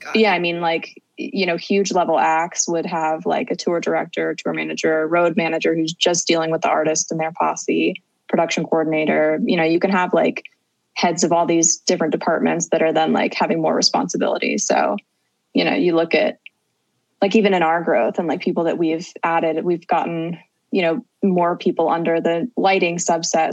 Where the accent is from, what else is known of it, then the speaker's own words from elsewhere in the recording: Cincinnati, Ohio, United States; I grew up in Cincinnati, Ohio